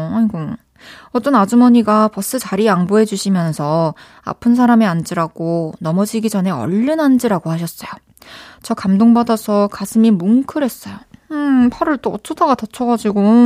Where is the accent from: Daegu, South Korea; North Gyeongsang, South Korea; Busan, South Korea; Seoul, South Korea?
Daegu, South Korea; 저도 대구에서 태어났답니다